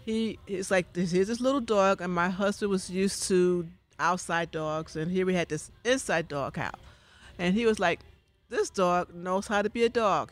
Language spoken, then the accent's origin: English; New York City, New York, United States; when I grew up in New York City, in Harlem